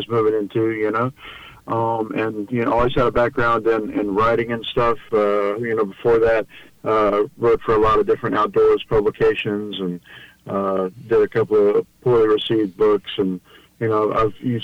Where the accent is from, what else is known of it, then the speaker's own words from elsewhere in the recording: the South, United States; I grew up in the South